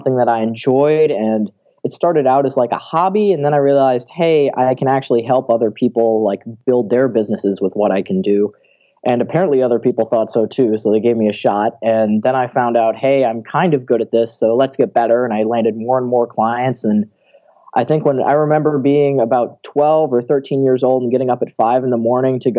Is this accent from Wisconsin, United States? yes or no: yes; Milwaukee, Wisconsin, United States; originally I was born in Milwaukee